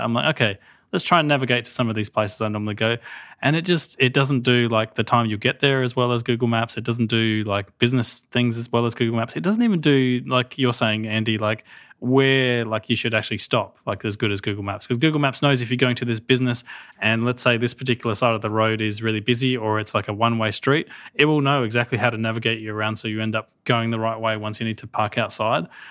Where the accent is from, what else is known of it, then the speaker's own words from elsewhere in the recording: Australia; I'm Australian